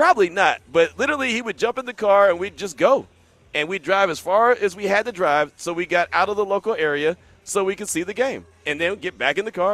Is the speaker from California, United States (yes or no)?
yes; the Bay Area, California, United States; growing up in the Bay